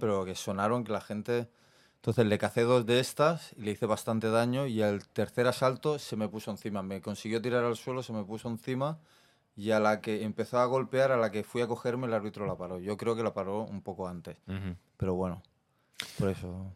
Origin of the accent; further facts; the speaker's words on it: Barcelona, Catalonia, Spain; yo soy de Barcelona, del barrio de Mar, el Besos de Barcelona. Eh, me crié entre el Besos y la mina